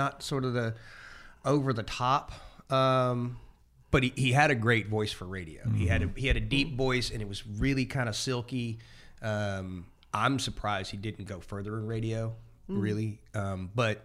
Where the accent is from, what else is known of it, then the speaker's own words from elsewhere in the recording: the South, United States; also born or lived in Pasadena, California / Dallas, Texas; now in New Orleans, United States; growing up in the South